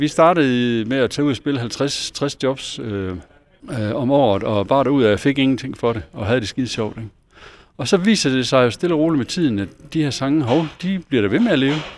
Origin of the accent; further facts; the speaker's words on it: Esbjerg, Southern Denmark, Denmark; moved away; vi kommer her fra Esbjerg